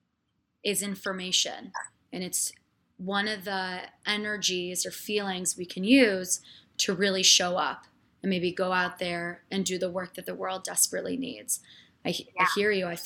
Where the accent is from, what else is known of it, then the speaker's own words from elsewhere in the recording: Chicago, Illinois, United States; I was born in Chicago